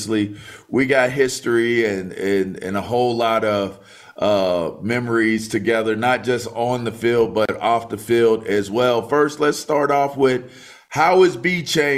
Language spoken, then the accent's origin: English; Pittsburgh, Pennsylvania, United States; I was born in Pittsburgh